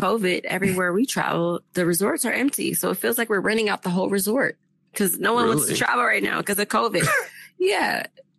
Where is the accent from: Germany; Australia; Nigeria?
Germany; I'm originally from Germany. I'm an army brat, so I lived there the beginning part of my life.